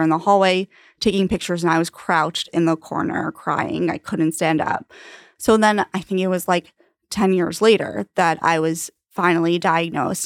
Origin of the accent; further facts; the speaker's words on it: Long Island, New York, United States; also born or lived in Ithaca; now in New York City, United States; I am from Long Island